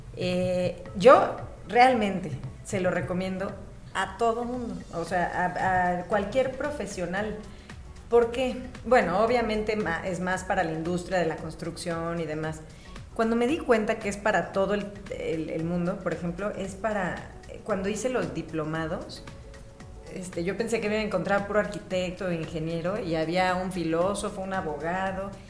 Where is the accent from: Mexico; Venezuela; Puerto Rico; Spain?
Mexico; Mexico City; also born or lived in Milan, Italy; soy de aquí de la Ciudad de México